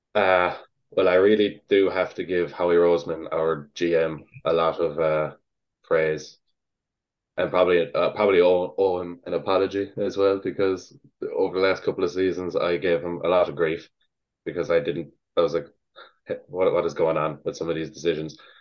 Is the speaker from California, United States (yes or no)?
no; New York City, New York, United States; I was born in New York City